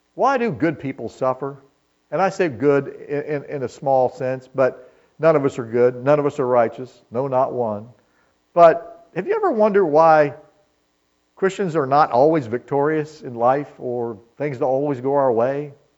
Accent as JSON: {"language": "English", "country": "United States", "said": "we are as American people"}